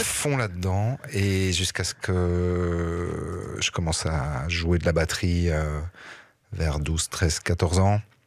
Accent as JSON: {"language": "French", "area": "Liège region", "region": "Wallonia", "country": "Belgium", "tie": "born or raised there", "said": "j'ai grandi dans la région liégeoise"}